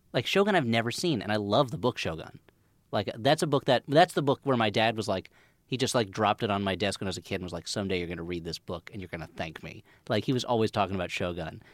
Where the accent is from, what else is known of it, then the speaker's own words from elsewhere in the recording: New Jersey, United States; anyone my age growing up in New Jersey